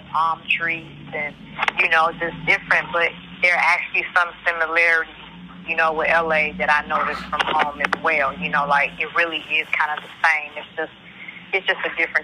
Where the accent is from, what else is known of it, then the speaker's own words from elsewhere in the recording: Chicago, Illinois, United States; moved away as an adult; now in Hollywood, United States; growing up in Chicago and having humble beginnings